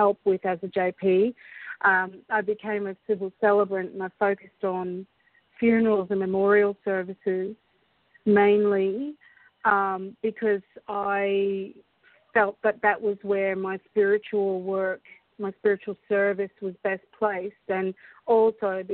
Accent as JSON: {"language": "English", "town": "Brisbane", "region": "Queensland", "country": "Australia", "tie": "born or raised there", "also_born_or_lived": "Scotland", "said": "when we came to Australia when I was about four"}